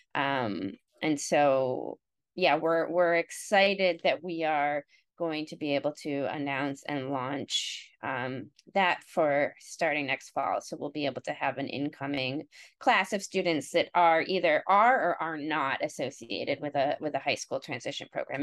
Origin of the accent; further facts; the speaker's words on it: Cleveland, Ohio, United States; now in Montclair, United States; I grew up in Ohio and um, in the Cleveland area.